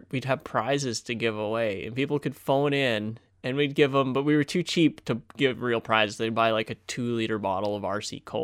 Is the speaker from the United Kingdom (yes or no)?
no; Moose Jaw, Saskatchewan, Canada; yeah, born, born and raised, raised in Moose, Jaw